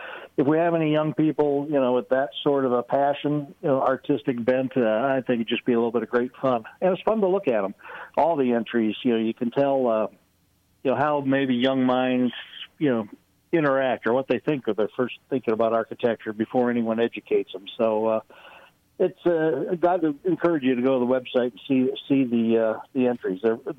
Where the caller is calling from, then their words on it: Arlington, Texas, United States; I'm just sitting in my home office here in Arlington, Texas.